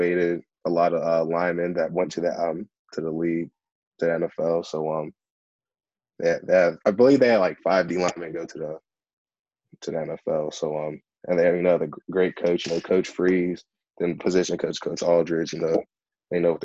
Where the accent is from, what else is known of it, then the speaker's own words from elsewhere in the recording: Penn Hills, Pennsylvania, United States; moved away; also born or lived in Pine-Richland area, Pennsylvania; I was originally from Penn Hills also, so I know people from Penn Hills.